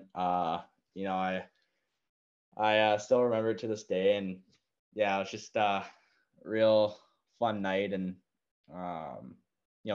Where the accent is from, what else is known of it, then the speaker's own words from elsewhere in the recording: Victoria, British Columbia, Canada; I'm from Victoria